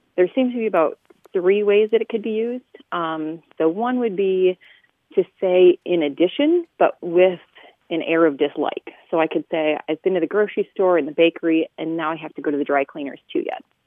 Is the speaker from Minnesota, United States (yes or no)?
yes; South Central Minnesota, United States; now in Toledo, United States; I'm originally from South Central Minnesota